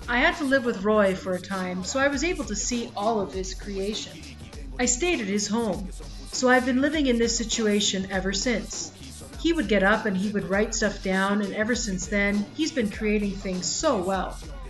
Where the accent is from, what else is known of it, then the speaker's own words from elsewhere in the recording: San Luis Potosí, Mexico; I am from San Luis Potosí, and there they use peyote.